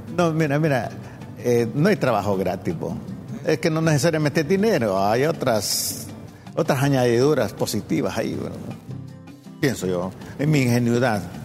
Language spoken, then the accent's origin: Spanish; Olancho, Honduras; Soy, soy negro cimarrón de Olancho